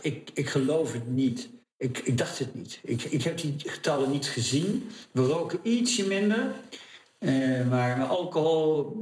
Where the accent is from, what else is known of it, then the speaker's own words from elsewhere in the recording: Oude-Tonge / Goeree-Overflakkee, South Holland, Netherlands; ik kom van Oldgersplaat